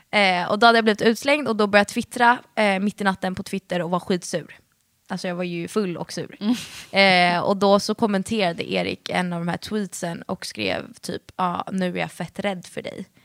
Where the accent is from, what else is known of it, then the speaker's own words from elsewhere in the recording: Stockholm, Stockholm County, Sweden; accent: Stockholmska; jag prata stockholmska